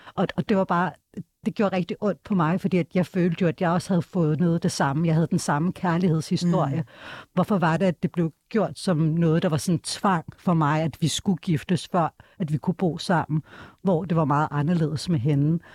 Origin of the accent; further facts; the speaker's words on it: Denmark; jeg er født og opvokset her i Danmark